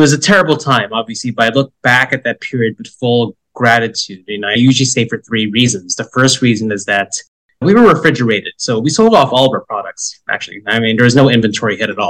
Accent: New Jersey, United States; also born or lived in Philippines; I was born in the Philippines and raised in the exotic land of New Jersey

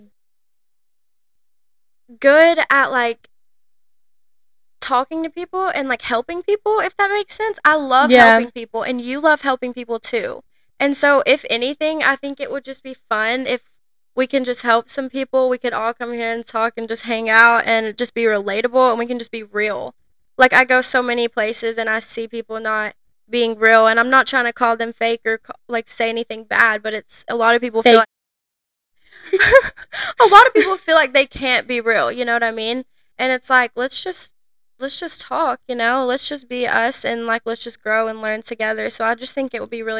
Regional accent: a town 20 minutes from Scottsboro, Alabama, United States; there's two red lights in our hometown

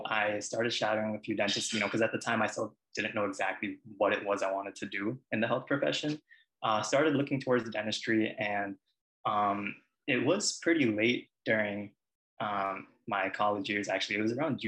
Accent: Long Island, New York, United States; also born or lived in Queens, New York; Originally, I was born in Queens, but I've lived in Long Island for most of my life

